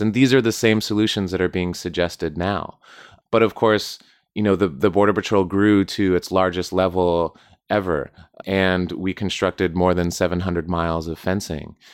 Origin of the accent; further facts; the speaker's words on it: Southwest United States, United States; I grew up in the Southwest, United States, close to the border